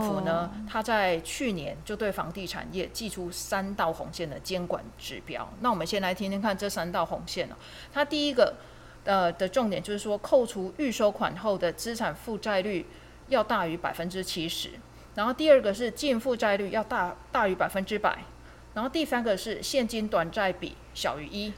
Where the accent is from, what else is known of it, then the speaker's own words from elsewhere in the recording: Taiwan; 我们台湾人，其实就是辛苦一辈子